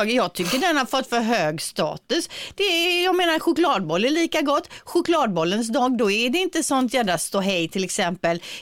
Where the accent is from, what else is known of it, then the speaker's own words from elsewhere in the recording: Gothenburg, Västra Götaland, Sweden; Du är bra, jag är från Göteborg.